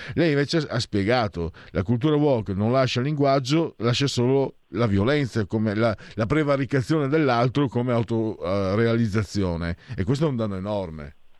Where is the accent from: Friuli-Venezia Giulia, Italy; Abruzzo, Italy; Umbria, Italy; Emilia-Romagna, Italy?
Friuli-Venezia Giulia, Italy; province of Pordenone; io vengo dalla provincia di Pordenone